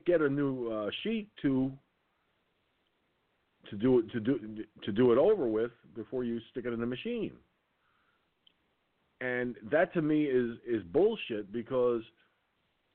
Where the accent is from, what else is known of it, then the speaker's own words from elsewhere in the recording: Valhalla, New York, United States; I was born in Valhalla, New York